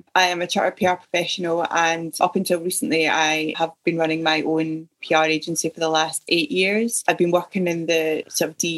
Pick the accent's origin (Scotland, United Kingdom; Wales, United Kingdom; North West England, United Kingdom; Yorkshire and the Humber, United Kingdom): Scotland, United Kingdom; Ayrshire; moved away as an adult; also born or lived in Yorkshire / south coast of England / Surrey; now in Leeds, United Kingdom; Originally, I'm from Ayrshire in Scotland.